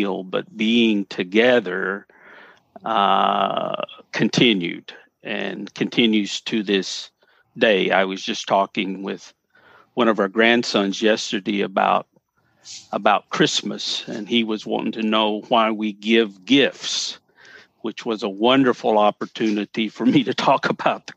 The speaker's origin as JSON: {"language": "English", "town": "Paris", "region": "Tennessee", "country": "United States", "tie": "born or raised there", "said": "growing up in Paris"}